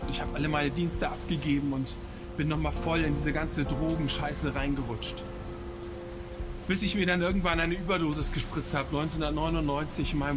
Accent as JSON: {"language": "German", "region": "Hamburg", "country": "Germany", "tie": "born or raised there", "lives_now": "Berlin, Germany", "said": "Ich komme aus Hamburg und wohne jetzt in der Hauptstadt in Berlin und ich möchte euch meine Geschichte erzählen. Ich bin in Hamburg aufgewachsen"}